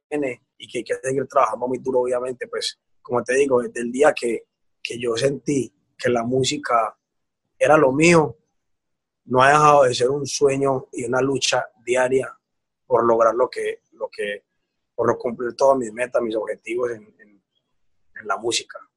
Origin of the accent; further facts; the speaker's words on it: Antioquia, Colombia; yo como llego, como tú lo dices, como buen paisa, que nosotros no, o sea, que nosotros siempre vamos es para adelante